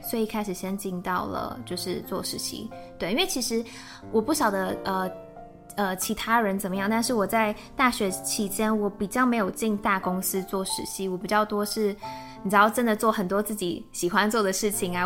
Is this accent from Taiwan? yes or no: yes; Taiwan; moved away as an adult; now in Germany; 我是在台湾念书长大，嗯。然后也在台湾工作，所以之前是正大毕业的。那在正大的时候是先念了中文系，后来转广告系